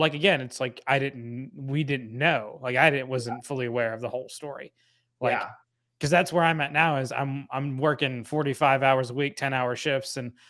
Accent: Kentucky, United States; I'm from Kentucky

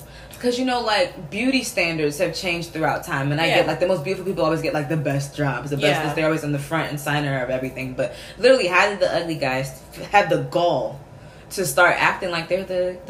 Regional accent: United States; we're Nigerian American

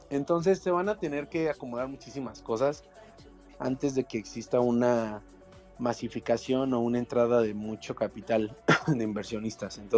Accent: Mexico City, Mexico; eh, de la CDMX, de aquí en México.

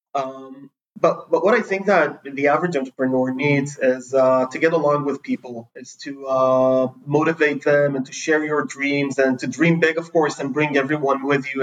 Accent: Jerusalem District, Israel; also born or lived in San Francisco; I was born in Jerusalem. We moved to San Francisco pretty early on. Then I moved to a neighborhood wow. called Middle uh, which is near Jerusalem.

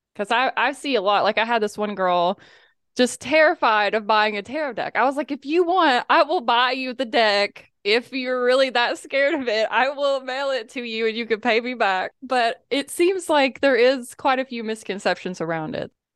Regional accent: the Bible Belt, United States; I grew up in the Bible Belt

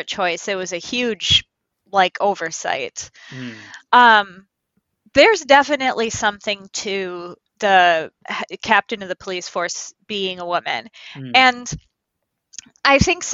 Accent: Midwest, United States; accent: Midwest; my Midwest accent

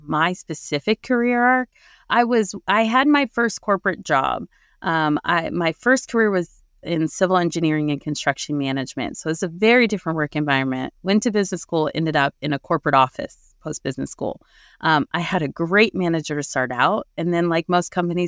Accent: New Jersey, United States; I was born and raised in New Jersey

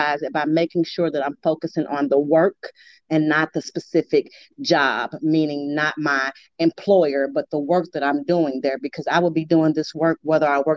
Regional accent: Arkansas, United States; now in St. Louis, United States; little old me from Arkansas

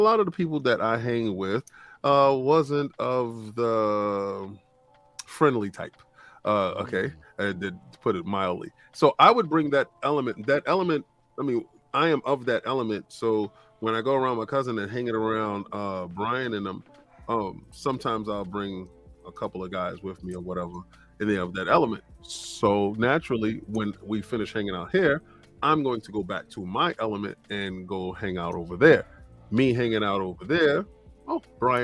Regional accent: East Coast, United States; I'm an East Coast dude

